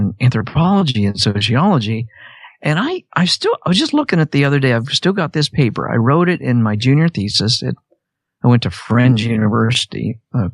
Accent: Wichita, Kansas, United States; moved away as an adult; also born or lived in Nashville, Tennessee; I was raised in Wichita, Kansas, really conservative area

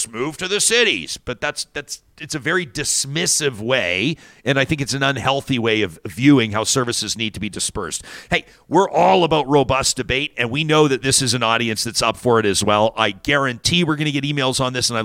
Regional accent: Calgary, Alberta, Canada; I grew up in Calgary

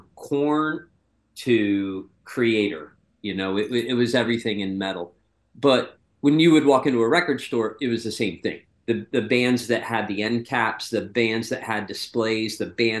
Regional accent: Pennsylvania, United States; growing up in Pennsylvania

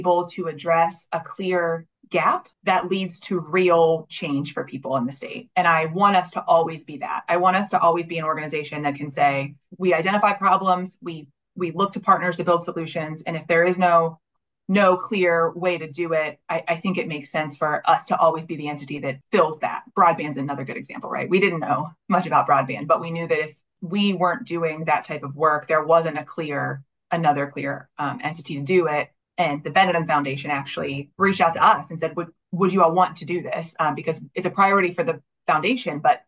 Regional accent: Wellsburg, West Virginia, United States; I am from Wellsburg

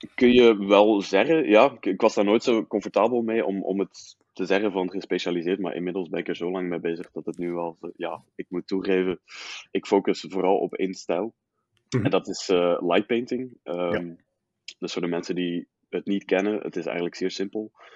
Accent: Riemst, Flanders, Belgium; also born or lived in Utrecht, Netherlands / Leuven / Brussels; now in Ghent, Belgium; geboren in Utrecht, dan vier jaar in Nederland, inderdaad. Eh, vervolgens Belgisch Limburg in Riemst.

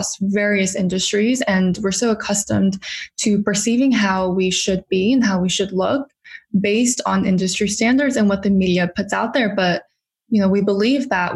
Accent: Huntington Beach, California, United States; moved away as an adult; now in New York, United States; I actually was born and raised in California.

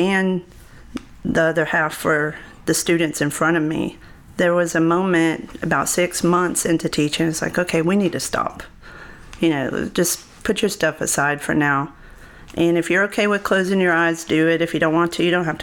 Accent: Lake Charles, Louisiana, United States; born or raised there

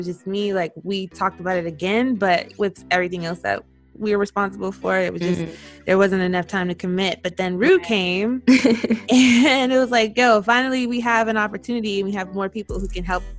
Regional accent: East Coast, United States; now in Seattle, United States; I currently live in Washington, in Seattle, but I am from the East Coast, and I am 28, a summer baby who loves the wintertime.

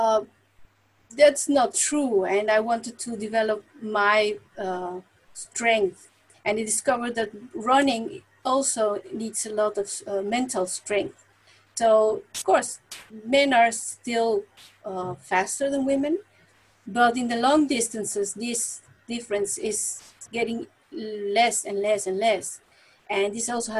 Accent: Mexico City, Mexico; moved away as an adult; now in Netherlands; I was born in Mexico City, and I was a very quiet child

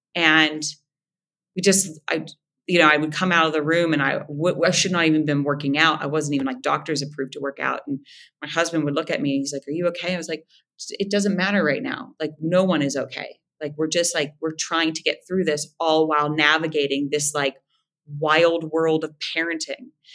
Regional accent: Moundsville, West Virginia, United States; accent: nasal; moved away; I am originally from Moundsville, West by God, Virginia.

